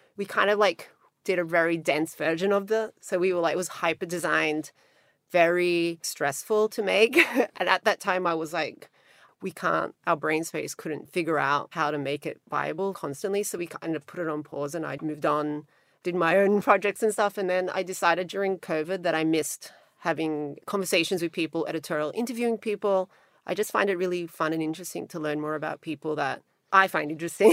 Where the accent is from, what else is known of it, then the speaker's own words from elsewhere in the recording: Australia; accent: Australian twang; moved away as an adult; also born or lived in Montenegro / New York; now in Los Angeles, United States; I'm Australian, but I live in Los Angeles and I've lived there for a really long time. before that, I lived in New York, but I grew up mostly in Australia, also when I was little in the former Yugoslavia, in Montenegro.